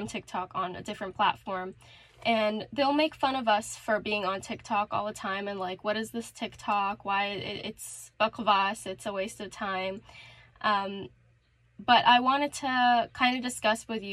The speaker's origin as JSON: {"language": "English", "town": "Toronto", "region": "Ontario", "country": "Canada", "said": "I'm Canadian. I'm from Toronto, the very overrated city"}